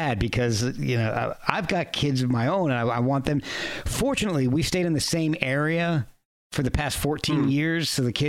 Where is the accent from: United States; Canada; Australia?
United States; Texas; born there; also born or lived in New Jersey / Virginia / New York / Alabama; And when I was young, we moved around a lot, too. And I was born in Texas, moved to New Jersey, moved down to Virginia, then relocated in Virginia, then moved back up to New Jersey, then up to upper state New York for college